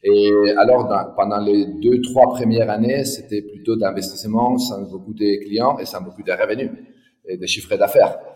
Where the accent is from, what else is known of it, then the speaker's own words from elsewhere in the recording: Madrid, Community of Madrid, Spain; moved away as an adult; also born or lived in France / Barcelona; je suis né à Madrid euh, il y a 50 ans